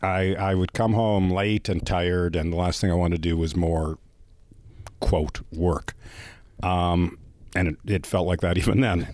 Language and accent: English; Canada; yes, I am Canadian